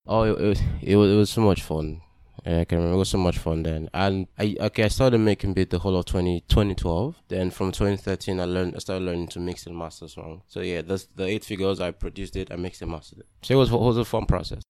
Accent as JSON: {"language": "English", "region": "Delta", "country": "Nigeria", "said": "I'm from Delta State"}